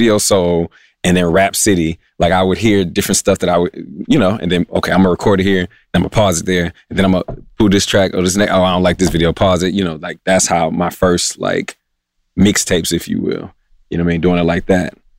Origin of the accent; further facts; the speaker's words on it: Baltimore, Maryland, United States; I'm originally from Baltimore, Maryland